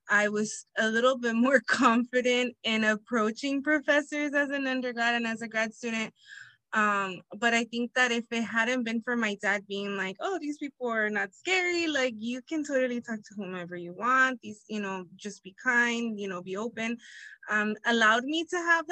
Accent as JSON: {"language": "English", "town": "Inglewood", "region": "California", "country": "United States", "tie": "born or raised there", "also_born_or_lived": "Humboldt State, Northern California", "said": "I was raised in Inglewood, California"}